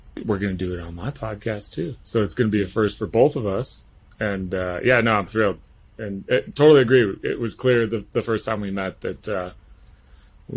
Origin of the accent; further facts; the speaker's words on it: Colorado, United States; also born or lived in Salt Lake City, Utah; So I'm close to being a Colorado native. I think I was about 5 or 6 when I first moved to Colorado